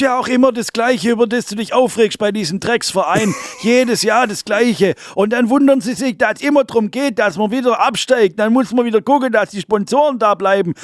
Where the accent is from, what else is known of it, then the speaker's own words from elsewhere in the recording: Swabia, Germany; Ich bin Schwabe